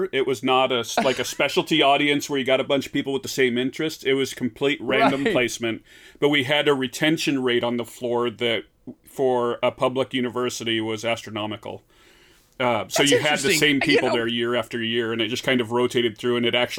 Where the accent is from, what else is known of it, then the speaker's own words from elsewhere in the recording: Midwest, United States; even though I am from the Midwest.